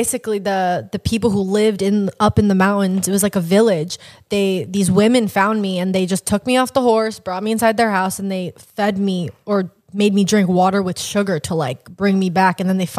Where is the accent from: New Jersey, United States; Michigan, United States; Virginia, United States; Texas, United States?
New Jersey, United States; moved away; From New Jersey.